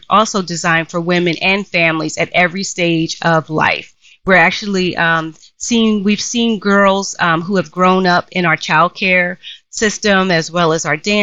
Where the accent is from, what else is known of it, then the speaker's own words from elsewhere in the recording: Philadelphia, Pennsylvania, United States; I grew up in Philadelphia in a section of Philly called West Oak Lane